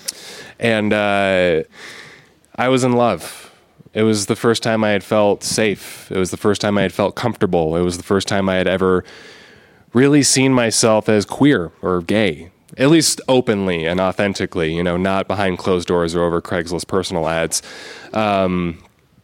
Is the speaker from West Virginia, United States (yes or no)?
no; Arizona, United States; I'm from Arizona.